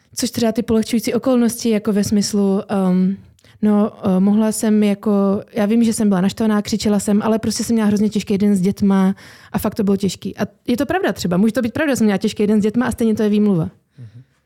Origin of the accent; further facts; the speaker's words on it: Haná, Czechia; accent: Hanák; babičku z Hané a dědečka, takže vyrostla jsem v hanáckém prostředí